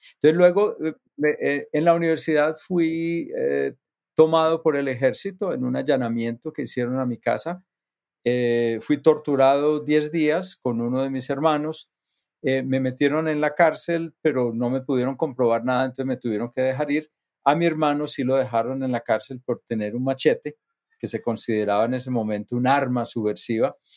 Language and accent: Spanish; near Medellín, Antioquia, Colombia; yo nací en, en Colombia, cerca de Medellín, es la segunda ciudad más grande del país. Eh, crecí en una, en una comunidad de gente trabajadora.